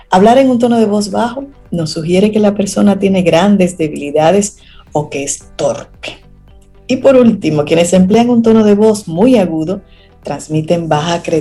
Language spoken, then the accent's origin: Spanish; Dominican Republic; uno como dominicano que habla de una forma así como un poco...